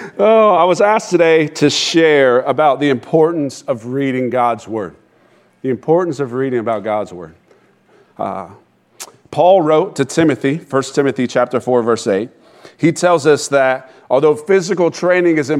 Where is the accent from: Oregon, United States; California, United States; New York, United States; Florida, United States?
Florida, United States; Sanford; I was raised in Sanford, graduated from Seminole High School